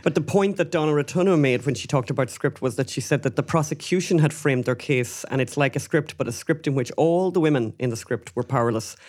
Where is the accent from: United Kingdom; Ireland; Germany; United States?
Ireland; moved away; as Irish immigrants who have know, know a thing or two about visas